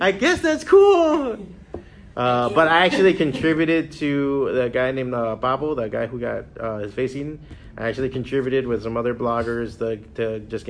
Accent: Hialeah, Florida, United States; I was born and raised in Hialeah, out of Miami

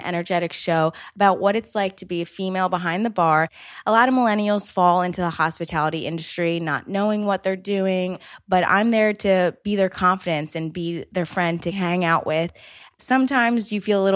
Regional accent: right outside of Atlantic City, New Jersey, United States; moved away as an adult; now in New York City, United States; I was born and raised right outside of Atlantic City, New Jersey

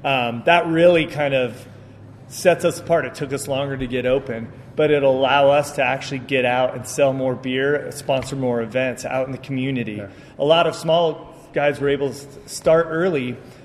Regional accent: Colorado, United States; so I was from Colorado, obviously, originally.

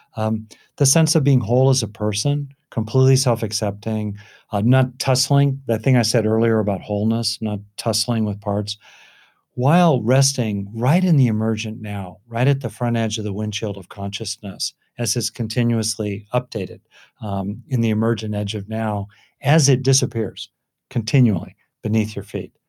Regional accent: Southern California, United States; I grew up in Southern California

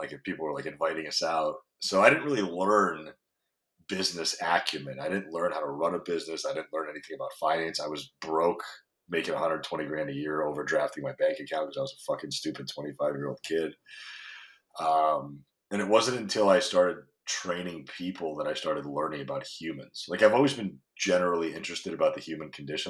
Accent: Greenwich, Connecticut, United States; moved away as an adult; now in California, United States; Greenwich, Connecticut, where I grew up, or where I spent most of my time as an adult

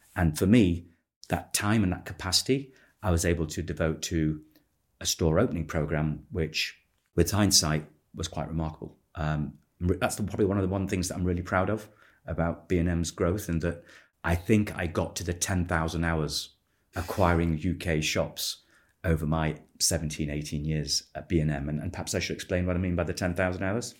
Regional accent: Manchester, North West England, United Kingdom; I was born in Manchester.

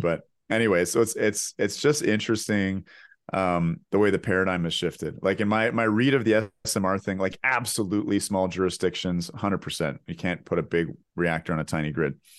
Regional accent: Canada

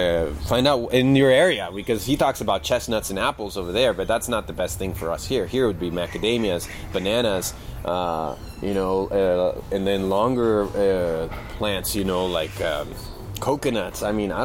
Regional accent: Colorado, United States; also born or lived in California; I grew up doing pot in Colorado and California and all that stuff.

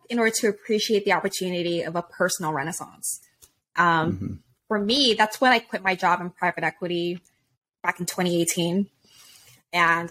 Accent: Hawaii, United States; moved away; I'm originally from Hawaii. My family's from there

